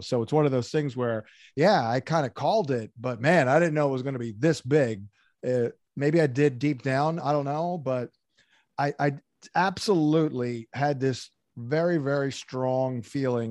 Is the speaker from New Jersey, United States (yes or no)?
yes; outside Atlantic City, Southern New Jersey, United States; I'm from New Jersey. I grew up in Southern New Jersey, uh, right outside of Atlantic City